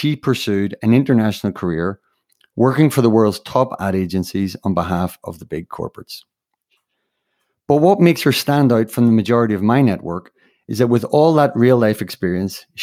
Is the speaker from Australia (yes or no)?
no; Ireland; moved away; an Irishman married to a Spaniard who worked 20 years abroad